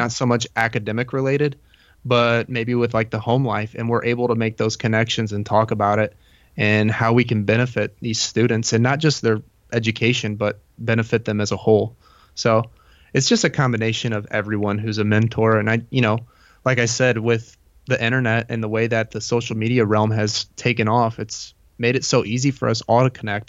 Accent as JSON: {"language": "English", "region": "Indiana", "country": "United States", "tie": "born or raised there", "said": "I was born in Indiana and I've lived here my whole life"}